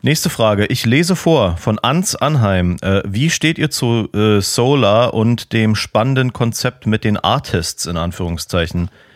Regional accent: Berlin, Germany; als Berliner

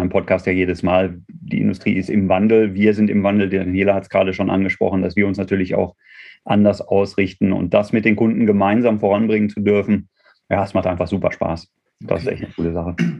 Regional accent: Dortmund, North Rhine-Westphalia, Germany; gebürtiger Dortmunder

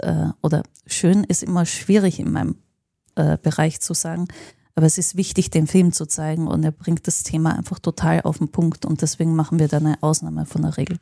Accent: Linz, Upper Austria, Austria; now in Berlin, Germany; in meiner Heimatstadt in Linz

